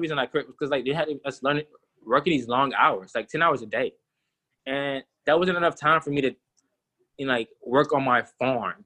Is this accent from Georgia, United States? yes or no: yes; Atlanta, Georgia, United States; also born or lived in South Carolina; I'm from Georgia. I've been in Atlanta, Clayton County, so more city-type vibes